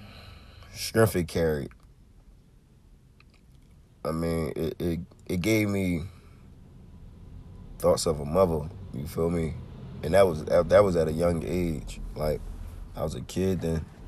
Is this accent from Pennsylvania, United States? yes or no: yes; Philadelphia, Pennsylvania, United States; I'm from North Philly. I'm in West. I live in Southwest